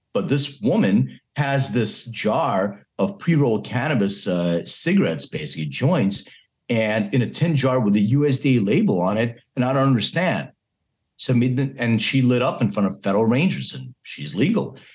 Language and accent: English; Philadelphia, Pennsylvania, United States; I was raised in Philadelphia